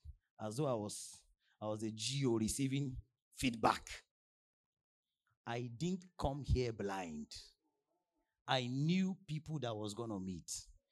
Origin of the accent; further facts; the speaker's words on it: Nigeria; before I came from Nigeria, they were sending updates.